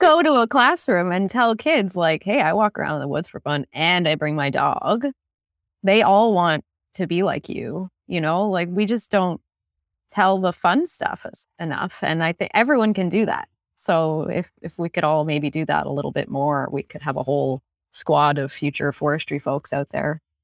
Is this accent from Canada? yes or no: yes; Newfoundland and Labrador, Canada; now in Renfrew County, Canada; I am from Labrador, and I had no idea what forestry was growing up. I grew up in a mining town